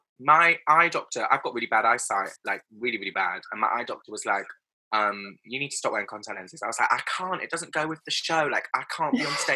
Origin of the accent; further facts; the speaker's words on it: Bristol, South West England, United Kingdom; moved away as an adult; also born or lived in London; I grew up in Bristol